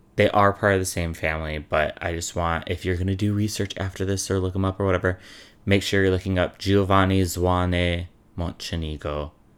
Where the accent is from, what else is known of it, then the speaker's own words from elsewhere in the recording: Chicago, Illinois, United States; I'm from Chicago